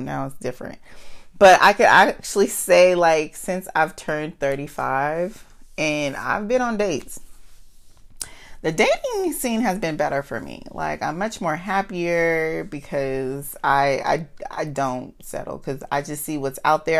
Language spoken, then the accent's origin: English; United States; accent: Ebonics (African American Vernacular English); first language Ebonics (African American Vernacular English); I'm good for ebonics. I, I'm, um, that's my, that's my first language